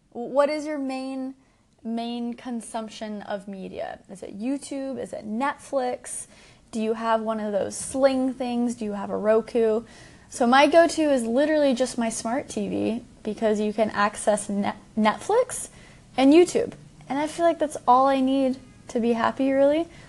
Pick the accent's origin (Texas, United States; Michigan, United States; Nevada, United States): Texas, United States; Dallas; I'm from Dallas